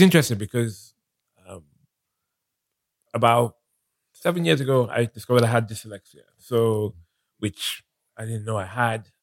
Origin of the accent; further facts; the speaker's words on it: Nigeria; moved away as an adult; also born or lived in London, United Kingdom; now in United Kingdom; I was born in London. Mm-hmm. Um, my parents were studying in the UK and when I was about eight years old, mm-hmm. my parents decided to go back to Nigeria